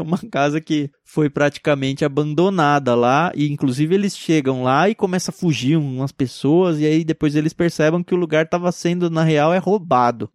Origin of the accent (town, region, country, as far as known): Brazil